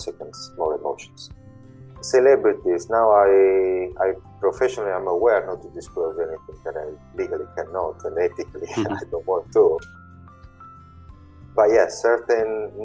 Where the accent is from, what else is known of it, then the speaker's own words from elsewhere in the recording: Italy; now in London, United Kingdom; I do live in London in the UK, and I was born in Italy almost 40 years ago